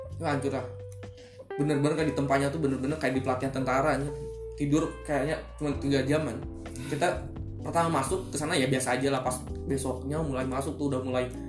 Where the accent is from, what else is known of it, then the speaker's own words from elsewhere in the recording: Bandung, West Java, Indonesia; gue di Bandung, di Bandung kan gabung sama anak-anak kayak geng motor gitu